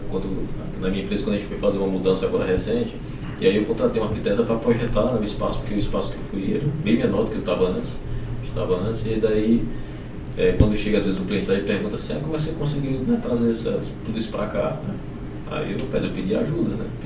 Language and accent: Portuguese; Rio de Janeiro, Brazil; born there; now in Juazeiro do Norte, Brazil; Eu sou, eu sou carioca de nascença, mas moro